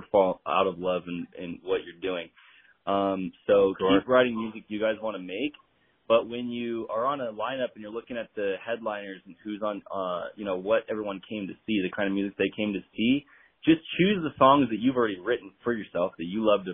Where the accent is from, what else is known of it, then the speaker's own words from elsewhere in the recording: Riverside, California, United States; I was born in Riverside, California